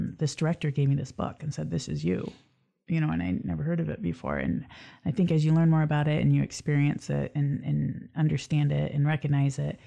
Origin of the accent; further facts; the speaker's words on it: Lansing, Michigan, United States; Lansing's my hometown